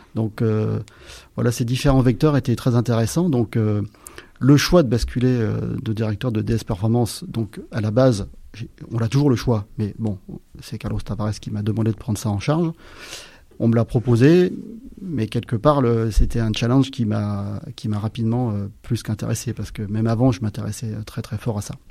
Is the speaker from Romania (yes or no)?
no; Aix-les-Bains, Auvergne-Rhône-Alpes, France; moved away; je viens des Alpes